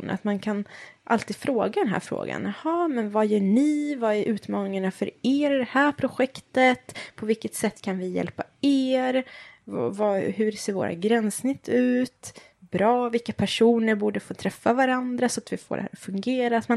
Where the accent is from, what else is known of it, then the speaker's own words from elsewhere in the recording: Stockholm, Stockholm County, Sweden; Nej, jag är från Stockholm.